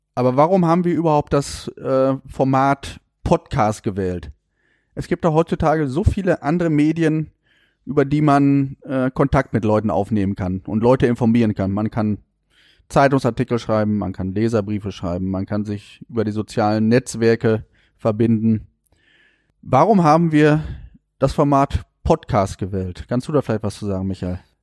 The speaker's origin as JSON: {"language": "German", "town": "Warendorf", "region": "North Rhine-Westphalia", "country": "Germany", "tie": "born or raised there", "said": "bin gebürtiger Warndorfer"}